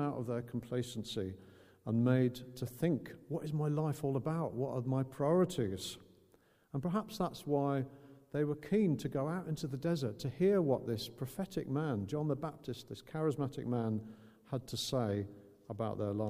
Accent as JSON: {"language": "English", "region": "Northern Ireland", "country": "United Kingdom", "tie": "born or raised there", "said": "growing up in Northern Ireland with the Troubles"}